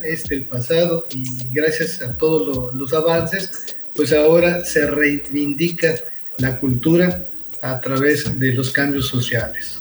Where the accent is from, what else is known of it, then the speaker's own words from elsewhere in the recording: Nunkiní, Campeche, Mexico; first language Spanish; soy oriundo de la comunidad de Nunquiní